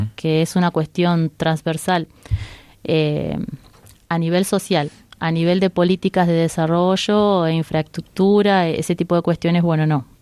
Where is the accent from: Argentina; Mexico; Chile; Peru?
Argentina; Rosario, Santa Fe; moved away as an adult; also born or lived in Pamplona, Spain; now in Madrid, Spain; estudié ingeniería ambiental en mi ciudad natal